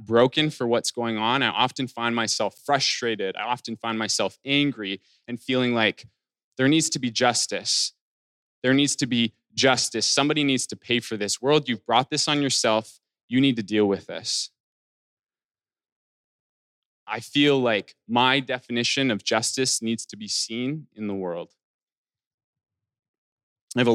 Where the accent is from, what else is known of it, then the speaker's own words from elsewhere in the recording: Alberta, Canada; the town that I'm from, or that I grew up in Alberta.